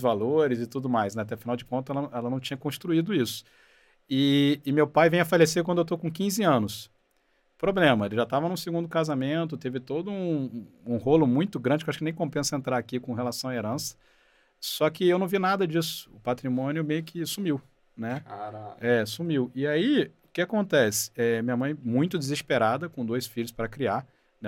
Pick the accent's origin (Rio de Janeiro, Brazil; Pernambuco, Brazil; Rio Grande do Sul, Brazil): Rio de Janeiro, Brazil; moved away as an adult; now in São Paulo, Brazil; Eu nasci no Rio, cresci no Rio